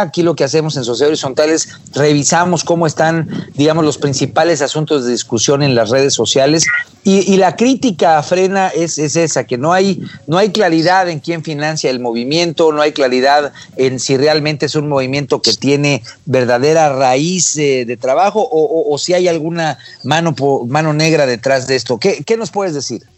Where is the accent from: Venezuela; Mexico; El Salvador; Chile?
Mexico; como mexicanos